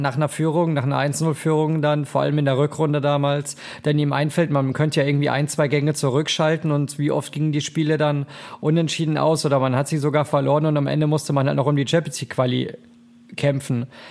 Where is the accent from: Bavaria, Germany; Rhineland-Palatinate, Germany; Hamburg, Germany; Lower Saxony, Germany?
Bavaria, Germany; Munich; now in Cologne, Germany; da wo ich ursprünglich herkomme aus München, da sagt man auch Fasching, aber ich bin ja mittlerweile hier, ja, sozialisiert in Köln